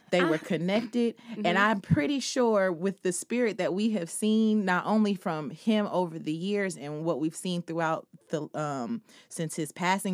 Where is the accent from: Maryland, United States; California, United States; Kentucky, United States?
California, United States; Los Angeles; Shout out to my city of L.A. I'm born and raised in Los Angeles.